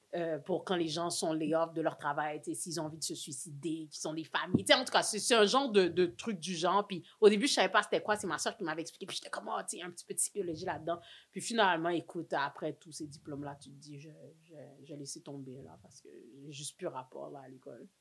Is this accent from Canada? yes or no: yes; Montreal, Quebec, Canada; je suis née à Saint-Michel. Represent. Born and raised à Saint-Michel.